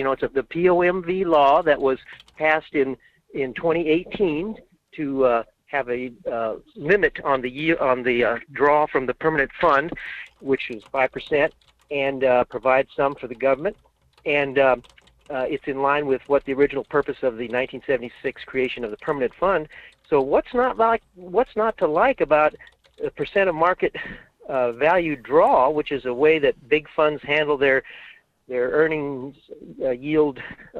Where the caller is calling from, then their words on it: Fairbanks, Alaska, United States; in Fairbanks.